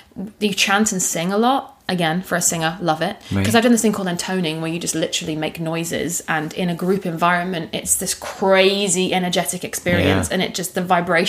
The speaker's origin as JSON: {"language": "English", "country": "United Kingdom", "said": "You know, as a Brit, it's going to be."}